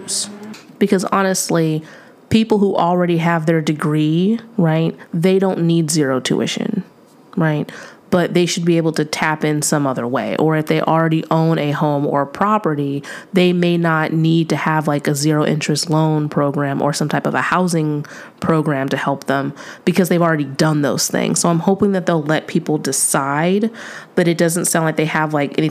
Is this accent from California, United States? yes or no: yes; California, United States; as a Californian